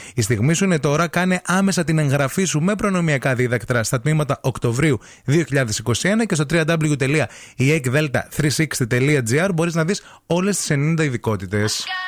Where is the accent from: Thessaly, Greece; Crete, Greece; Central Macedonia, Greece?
Central Macedonia, Greece; Michaniona; Έφυγα από Μηχανιώνα